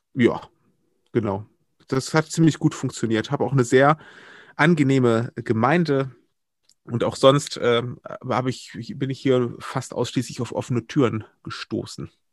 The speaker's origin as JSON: {"language": "German", "town": "Wuppertal", "region": "North Rhine-Westphalia", "country": "Germany", "tie": "born or raised there", "also_born_or_lived": "Berlin / Brandenburg / Oldenburg", "moved": "as an adult", "lives_now": "Kamp-Lintfort, Germany", "said": "ich bin gebürtiger Wuppertaler und dann, ähm, nachdem ich dort meine Jugend verbracht habe"}